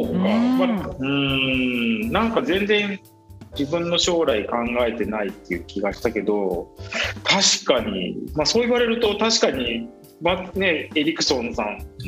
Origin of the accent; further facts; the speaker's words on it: Miyazaki, Japan; 僕はですねもともと出身の宮崎で宮崎県のまあ固い中で育った